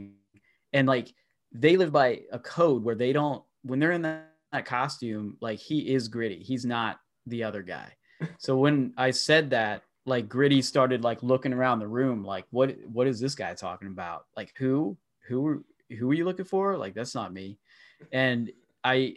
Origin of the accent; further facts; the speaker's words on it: small town in Pennsylvania, United States; I'm from a small town, so not a ton goes on here